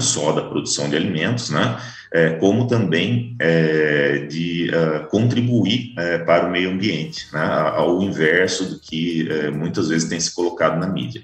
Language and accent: Portuguese; Taubaté, São Paulo, Brazil; also born or lived in Mato Grosso; now in Campo Grande, Brazil; fui criado em cidade